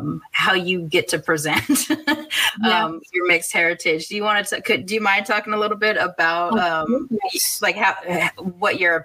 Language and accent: English; United States; I'm American, but both of my grandmothers are from other countries